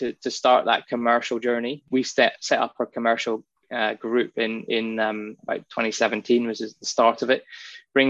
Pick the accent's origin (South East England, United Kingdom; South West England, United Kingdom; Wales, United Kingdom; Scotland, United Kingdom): Scotland, United Kingdom; Inverness; now in Western Australia, Australia; I was born in the Highlands of Scotland in a place